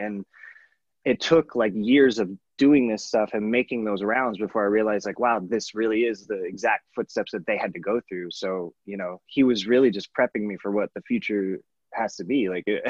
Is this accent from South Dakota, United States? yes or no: no; Los Angeles, California, United States; it was in my hometown in LA.